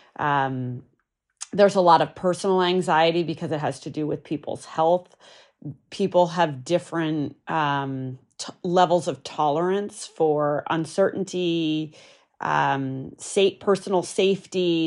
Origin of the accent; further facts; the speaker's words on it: New Hampshire, United States; I grew up in New Hampshire, pretty rural